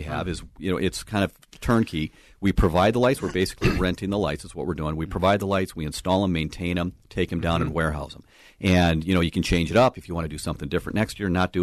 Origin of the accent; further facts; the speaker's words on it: Minnesota, United States; We're from Minnesota